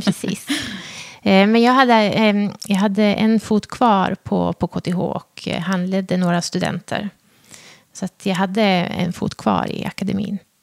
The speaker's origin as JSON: {"language": "Swedish", "town": "Hudiksvall", "region": "Gävleborg County", "country": "Sweden", "tie": "born or raised there", "said": "Jag är ju född och uppvuxen i Hudiksvall"}